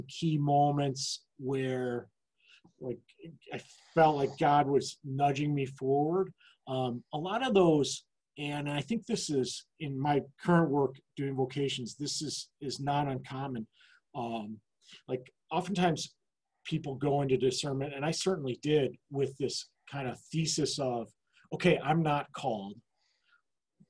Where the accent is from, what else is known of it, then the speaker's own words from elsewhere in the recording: East Lansing, Michigan, United States; growing up in East Lansing, we had access to the university facility